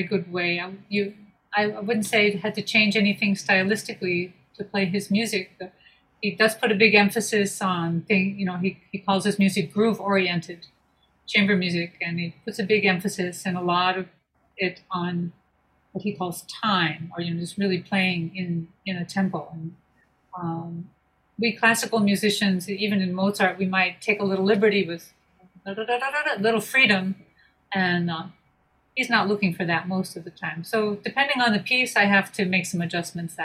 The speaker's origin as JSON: {"language": "English", "country": "United States", "also_born_or_lived": "Vienna, Austria / Graz, Austria", "moved": "as an adult", "lives_now": "Los Angeles, United States", "said": "I'm the American"}